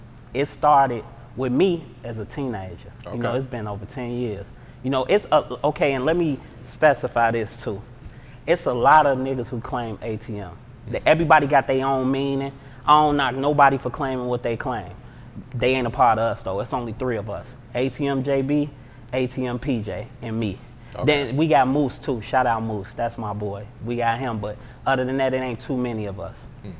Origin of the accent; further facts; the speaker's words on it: Chicago, Illinois, United States; You know, I come from Stateway Gardens. You know what I'm saying? It was a good environment. Then Robert Taylor's, I spent time in Robert Taylor's too.